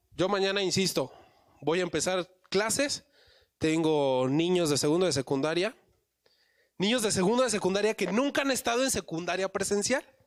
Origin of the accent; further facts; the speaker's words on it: Mexico City, Mexico; yo nací también en la Ciudad de México